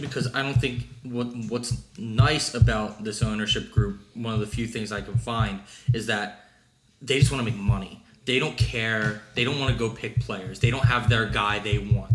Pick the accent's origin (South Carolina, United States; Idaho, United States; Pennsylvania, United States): Pennsylvania, United States; Philadelphia; I'm from Philly